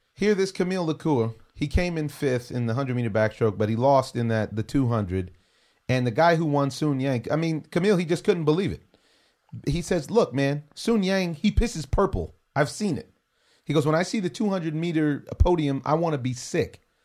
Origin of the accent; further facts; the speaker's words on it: United States; I'm an American